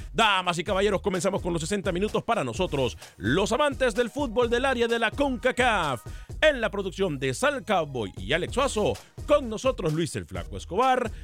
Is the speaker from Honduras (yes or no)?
yes; Honduras; yo soy hondureño